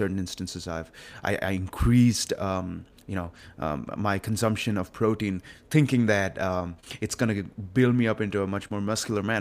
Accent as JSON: {"language": "English", "town": "Hyderabad", "region": "Telangana", "country": "India", "tie": "born or raised there", "moved": "as an adult", "lives_now": "Austin, United States", "said": "I was a typical kid, uh, coming out of India and, um, I just got born and raised over there"}